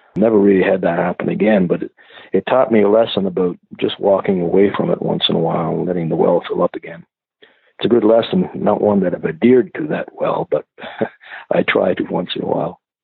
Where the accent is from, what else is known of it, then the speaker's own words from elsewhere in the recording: Rustico, Prince Edward Island, Canada; also born or lived in Dartmouth, Nova Scotia; when I was a kid growing up in Rustico, a small community in the North Shore of PEI